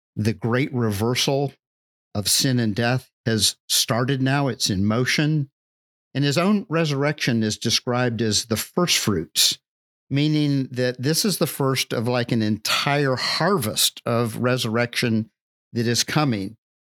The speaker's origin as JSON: {"language": "English", "region": "Deep South", "country": "United States", "tie": "born or raised there", "said": "the culture that I grew up in in the Deep South"}